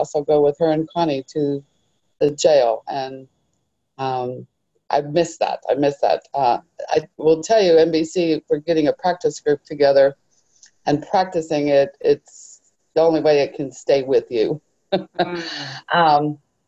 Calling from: Arlington, United States; Oh, I'm from Arlington.

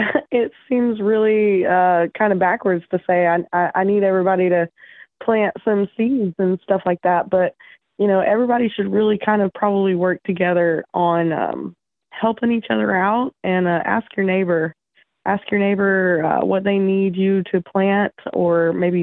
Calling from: East Tennessee, United States; I'm calling from East Tennessee.

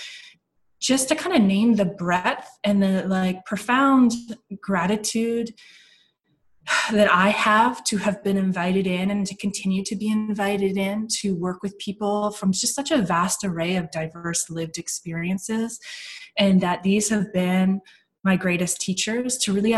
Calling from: Victoria, British Columbia, Canada; I'm calling in from Victoria, British Columbia, the west coast of Canada, and I'm on the unceded ancestral lands of the Coast Salish peoples, the Songhees and the Esquimalt and the Kosanich First Nations.

